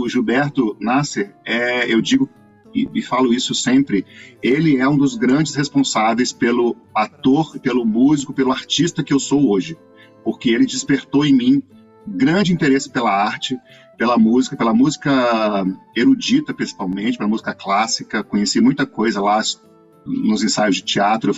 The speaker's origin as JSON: {"language": "Portuguese", "town": "Cuiabá", "region": "Mato Grosso", "country": "Brazil", "moved": "as an adult", "lives_now": "Rio de Janeiro, Brazil", "said": "a minha cidade"}